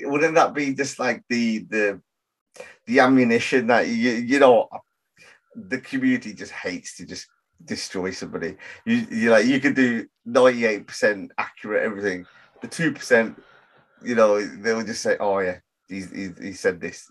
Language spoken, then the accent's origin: English; Birmingham, West Midlands, United Kingdom; I grew up in Handsworth in Birmingham